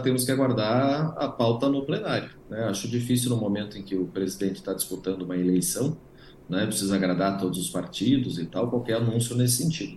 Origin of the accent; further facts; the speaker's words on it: Paraná, Brazil; eu estou falando aqui do Paraná, eu sou paranaense, aqui no Paraná